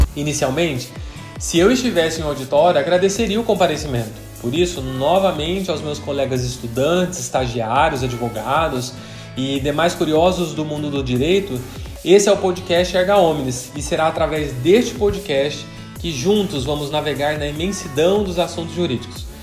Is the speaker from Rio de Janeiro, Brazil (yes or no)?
no; São José dos Campos, São Paulo, Brazil; em São José dos Campos, interior de São Paulo. Inclusive, é a cidade onde nasci. Cresci, estudei